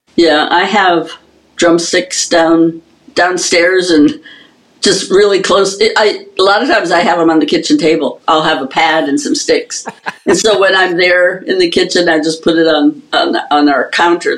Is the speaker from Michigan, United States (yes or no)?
yes; upper Michigan, United States; we had a drum and bugle corps in my hometown, and this was a very small hometown in upper Michigan